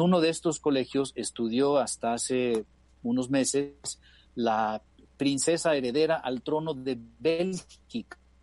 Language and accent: Spanish; Mexico; Somos 445 mexicanos los que hemos podido tener la oportunidad de ir a uno de estos colegios